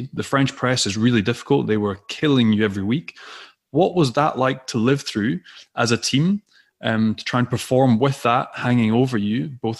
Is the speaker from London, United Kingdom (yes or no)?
no; Scotland, United Kingdom; watching as a Scot